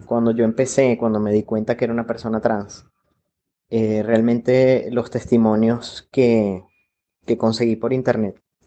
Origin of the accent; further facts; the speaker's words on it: Venezuela; moved away as an adult; now in Colombia; soy venezolano. Llegué a Colombia el 16 de enero del 2018.